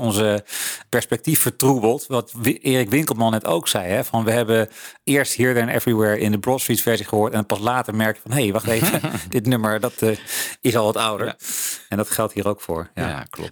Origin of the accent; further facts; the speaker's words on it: Netherlands; wij als Nederlanders